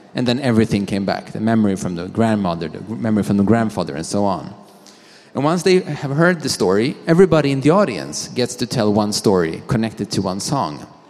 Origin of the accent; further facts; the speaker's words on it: Sweden; I am from Sweden